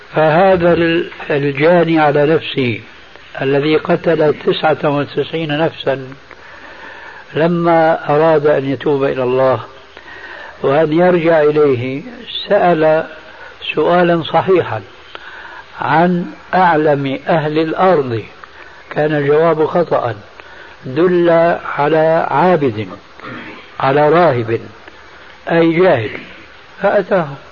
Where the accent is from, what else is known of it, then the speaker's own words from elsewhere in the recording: Syria; عندنا في سوريا